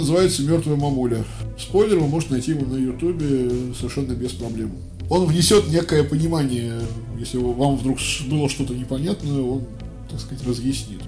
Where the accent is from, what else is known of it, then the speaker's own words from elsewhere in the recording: Russia; Я россиянин, я говорю по-российски